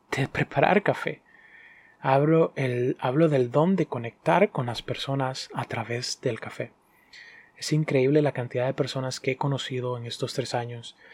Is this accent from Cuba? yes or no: no; Honduras; also born or lived in Dominican Republic; soy hondureño dominicano y soy barista